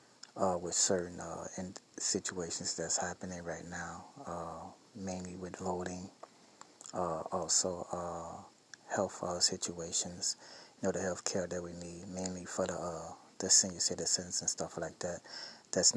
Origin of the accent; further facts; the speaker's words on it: Chicago, Illinois, United States; now in New York, United States; I'm originally from Chicago